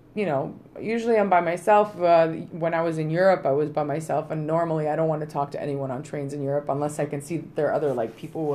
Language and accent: English; Toronto, Ontario, Canada; Oh, from Toronto. Oh, yeah, yeah, yeah. CN Tower. Yeah, right. Yeah. That's where I'm from.